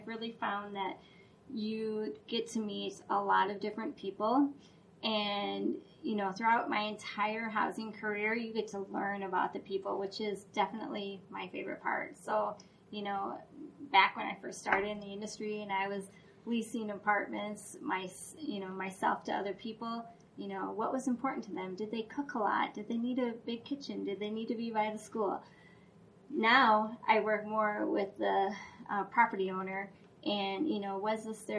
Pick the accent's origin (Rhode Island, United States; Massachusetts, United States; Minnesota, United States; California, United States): Minnesota, United States; Duluth; we grew up in Duluth, Minnesota